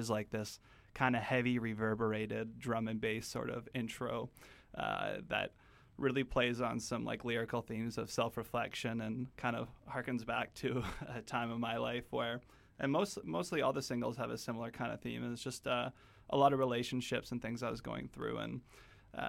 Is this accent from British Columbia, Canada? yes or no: yes; Kelowna, British Columbia, Canada; we grew up in Kelowna, so I went to the university campus of UBC, UBCO